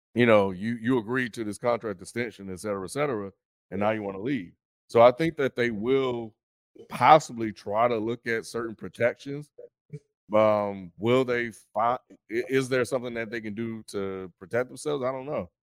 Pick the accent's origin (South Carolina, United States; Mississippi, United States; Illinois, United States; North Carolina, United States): Mississippi, United States; Meridian; moved away; Meridian, Mississippi.